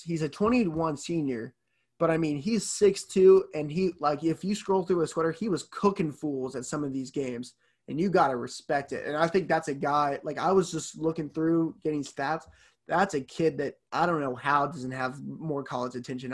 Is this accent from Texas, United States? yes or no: yes; Fort Worth, Texas, United States; I'm going to roll with my hometown I'm gonna, they're gonna represent the 817